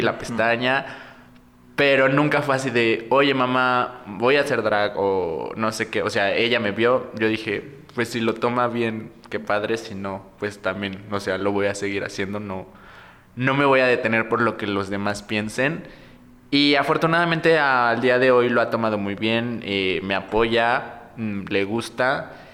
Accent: Morelos, Mexico; moved away; Yo soy de provincia, soy de Morelos.

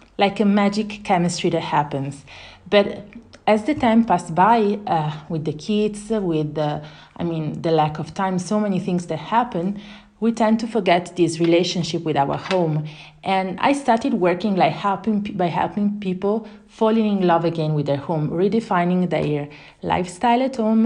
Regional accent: Italy; moved away as an adult; also born or lived in Luxembourg / Singapore; now in Guadalajara, Mexico; I'm Italian, and I left Italy in 2007 because I had a job opportunity in Luxembourg

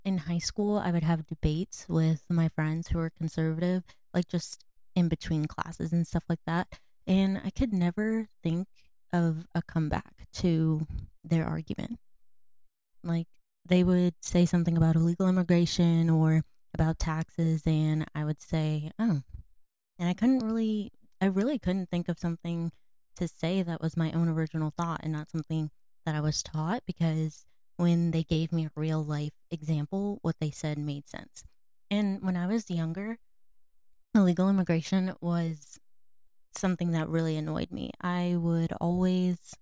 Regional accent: North Carolina, United States; I'm from North Carolina.

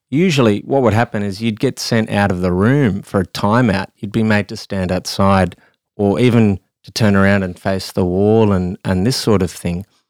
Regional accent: Australia; I am an Australian

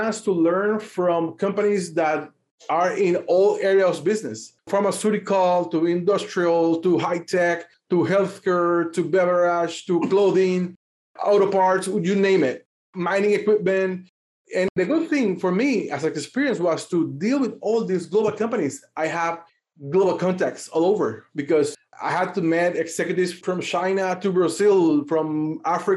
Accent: Panama; I'm from Panama. Born and raised in Panama, and I've been here all my life.

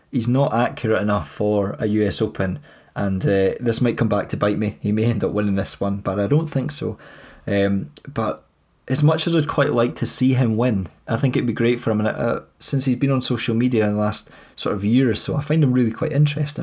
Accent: Scotland, United Kingdom; we're Scottish

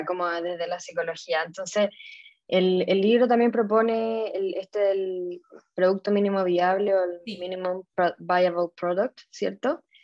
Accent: Chile; yo soy chilena

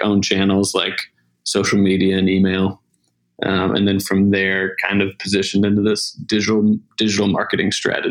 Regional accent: South Carolina, United States; moved away as an adult; also born or lived in Montana / Portland, Oregon / Atlanta, Georgia; I'm originally from South Carolina.

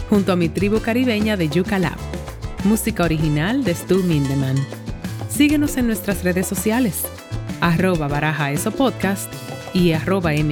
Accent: Chile; Así como bien chilena me quedo.

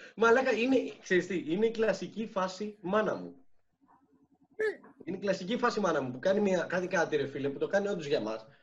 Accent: Syros, South Aegean, Greece; moved away; είμαι από τη Σύρο

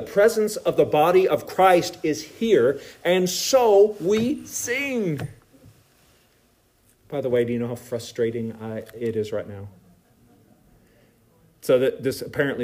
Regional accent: United States; we are Americans

